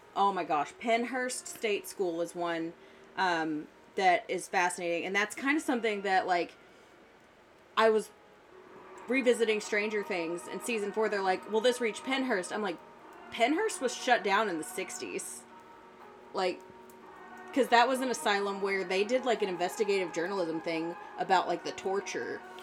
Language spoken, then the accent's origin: English; the South, United States; I grew up in the South